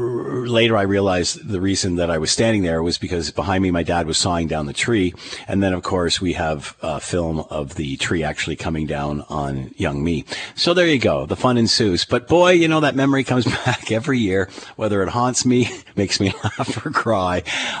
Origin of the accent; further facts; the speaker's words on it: Markham, Ontario, Canada; out where I grew up near Markham